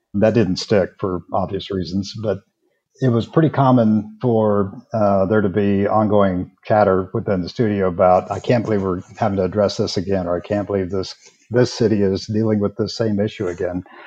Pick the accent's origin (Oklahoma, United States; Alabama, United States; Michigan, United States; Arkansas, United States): Oklahoma, United States; Southwest; moved away as an adult; also born or lived in Austin, Texas; now in Kansas City, United States; I'm actually from Southwest Oklahoma